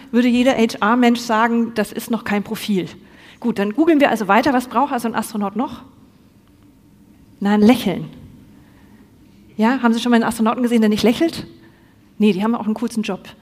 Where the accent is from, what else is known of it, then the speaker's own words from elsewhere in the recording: Bavaria, Germany; now in Cologne, Germany; Im Übrigen, ich bin nicht ganz aus Köln. Ich bin eigentlich gebürtige Fränkin. Man hört es nicht mehr.